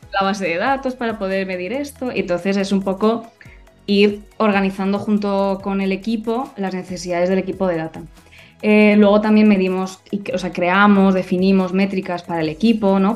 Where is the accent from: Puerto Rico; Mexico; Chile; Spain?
Spain; Madrid, Community of Madrid; also born or lived in Germany; yo nací en Madrid y casi siempre he vivido en Madrid.